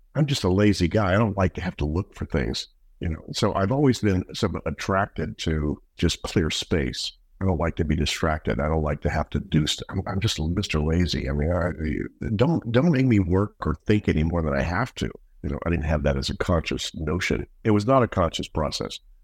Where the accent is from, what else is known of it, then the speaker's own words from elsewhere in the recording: Shreveport, Louisiana, United States; now in Netherlands; I grew up in Shreveport